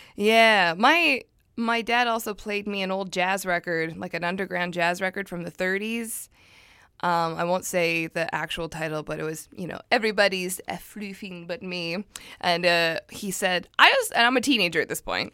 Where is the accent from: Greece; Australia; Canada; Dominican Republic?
Canada; Surrey, British Columbia; I'm from Surrey, and it's not a nice